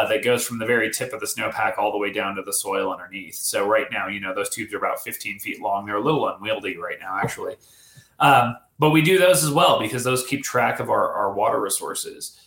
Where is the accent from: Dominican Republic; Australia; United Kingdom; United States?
United States; Colorado; now in California, United States; I grew up in Colorado